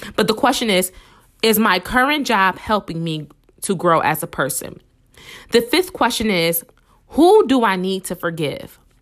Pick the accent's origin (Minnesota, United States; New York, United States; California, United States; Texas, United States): New York, United States; Buffalo; I'm from Buffalo, New York.